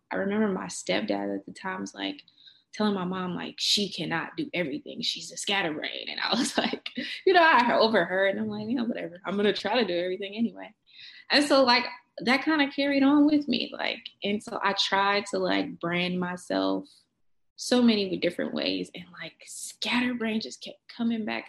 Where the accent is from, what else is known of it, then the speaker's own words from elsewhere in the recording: Kansas City, Kansas, United States; also born or lived in Denver, Colorado; I was born in Kansas City, Wyandotte County